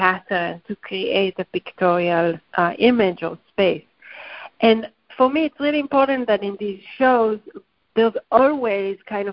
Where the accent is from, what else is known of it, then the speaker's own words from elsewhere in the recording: Haifa, Haifa District, Israel; moved away; my homeland or where I grew up in Haifa